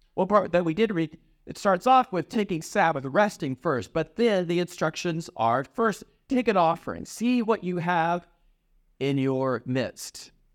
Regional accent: Iowa, United States; now in Chicago, United States; I grew up in Iowa

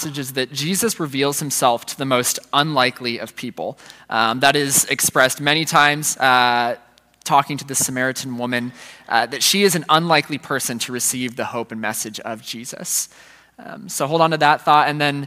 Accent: Centerville, Ohio, United States; moved away as an adult; I grew up in the Centerville, and I went to Centerville City Schools growing up.

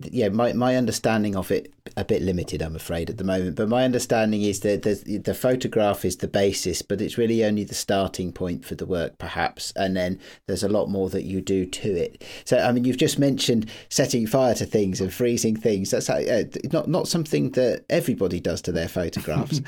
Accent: United Kingdom; I live near London, but I live in the, uh, the town I grew up

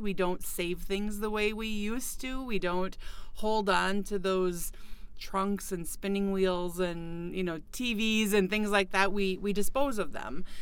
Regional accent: Fargo, North Dakota, United States; moved away as an adult; also born or lived in Ohio; now in Detroit Lakes, United States; I grew up in the Fargo Moorhead area

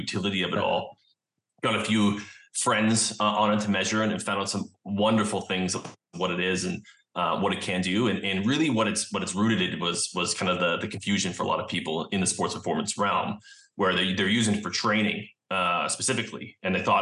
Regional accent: Vancouver, British Columbia, Canada; also born or lived in Pennsylvania; I'm from Vancouver, Canada, and I came back home here

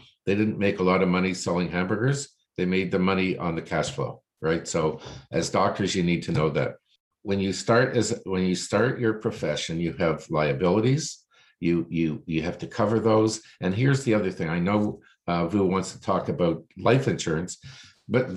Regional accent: Toronto, Ontario, Canada; I was born here in Toronto, lived Toronto all my life.

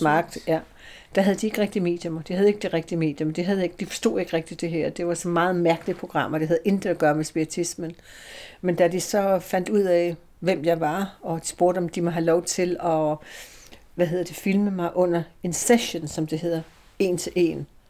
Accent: Slagelse, Zealand, Denmark; moved away as an adult; also born or lived in England; Jeg er ikke født i København, men jeg er født i Slagelse.

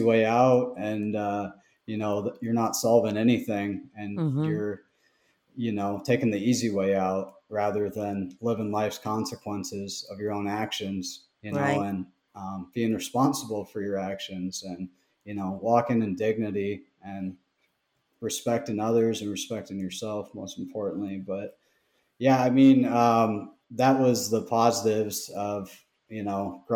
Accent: Fremont, Nebraska, United States; I'm from Fremont, which is, it's probably a town of 25,000.

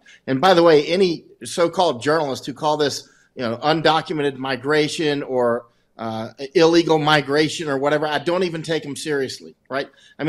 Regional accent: United States; I've spent most of my life, I'm American to the core. I've spent most of my life overseas, though, whether that's in the military or doing other things.

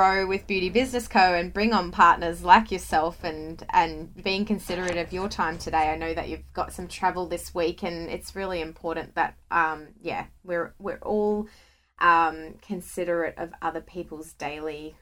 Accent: Scotland, United Kingdom; I'm from Scotland. So being from the UK

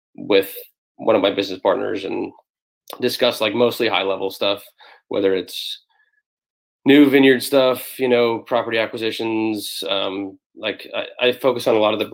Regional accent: Sonoma County, Bay Area, California, United States; born and raised in the Bay Area. I grew up here in Sonoma County

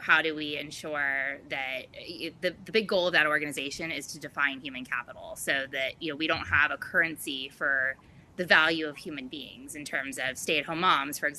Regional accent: East Coast, United States; now in Florida, United States; I grew up on the East Coast

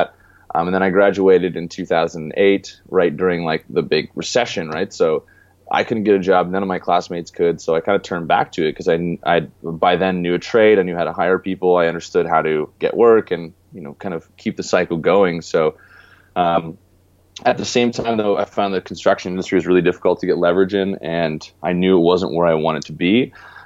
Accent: Canada; moved away as an adult; also born or lived in California; I grew up in Canada and moved away 4 years ago and lived in California before I went location independent

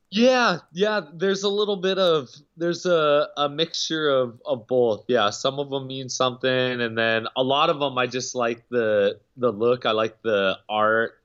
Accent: Alaska, United States; I grew up in Alaska

